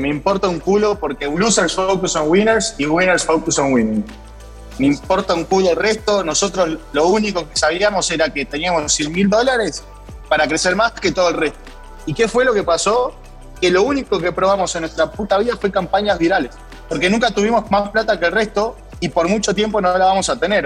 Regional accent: Argentina; fui seleccionado como emprendedor argentino para la delegación del G20

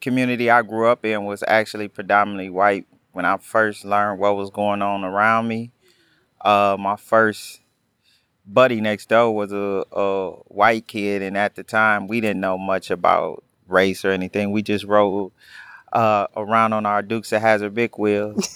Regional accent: Milwaukee, Wisconsin, United States; I grew up in Milwaukee, the youngest of four

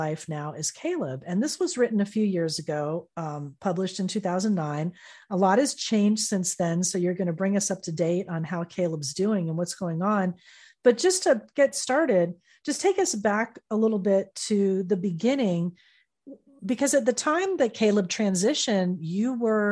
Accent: Fort Lauderdale, Florida, United States; growing up in South Florida as a teenager and young adult

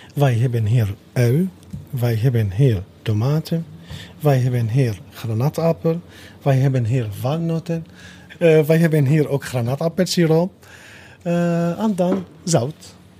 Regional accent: Damascus, Damascus Governorate, Syria; Dutch is a second language; moved away as an adult; now in Netherlands; ik kom uit Syrië, uh, in hoofdstad Damascus

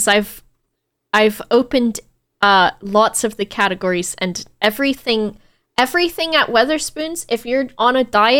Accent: United States; especially as an American

